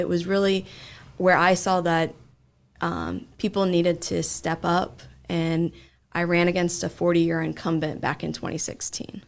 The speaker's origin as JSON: {"language": "English", "town": "Springfield", "region": "Ohio", "country": "United States", "tie": "born or raised there", "said": "I grew up in Springfield"}